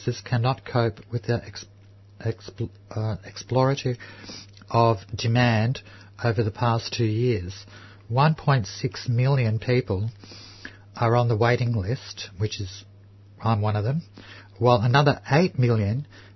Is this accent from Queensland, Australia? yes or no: no; Melbourne, Victoria, Australia; I grew up in Housing Commission just up the road in Fitzroy here